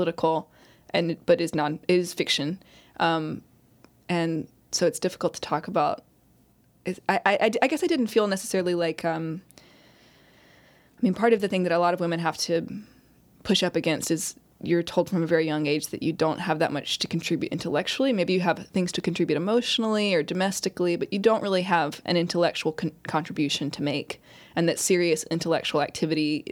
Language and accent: English; Mississippi, United States; my experience being growing up in Mississippi